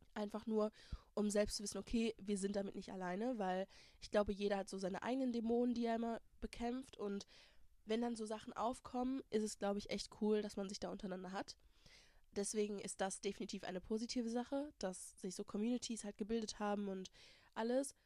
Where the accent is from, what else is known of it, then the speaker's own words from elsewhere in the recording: Germany; first language German; ich hier geboren, born, raised, Uni, Schule, alles gemacht habe